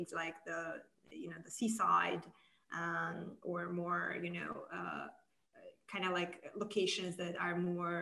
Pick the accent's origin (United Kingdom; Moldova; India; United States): Moldova; I was born and raised in Republic of Moldova